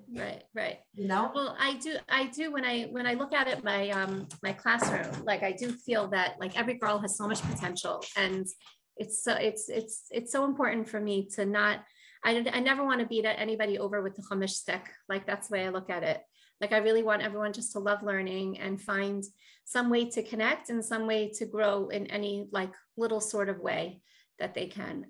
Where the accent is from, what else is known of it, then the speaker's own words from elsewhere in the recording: Baltimore, Maryland, United States; moved away as an adult; now in Far Rockaway, United States; I'm from originally from Baltimore, Maryland